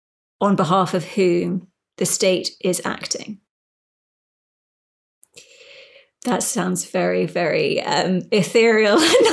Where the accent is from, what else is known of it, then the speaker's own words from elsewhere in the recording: United Kingdom; I am a British person, although it's hard to say how British I feel. And I spent most of my life not in, say, England, even though I sound like I'm English, whatever.